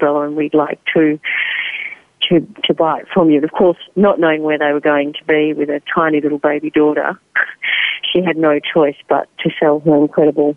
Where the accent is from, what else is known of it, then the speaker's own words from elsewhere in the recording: Australia; also born or lived in Netherlands; I was born in Holland, and my father is Dutch, and he also was very lucky to escape the war. And I went to school then in Australia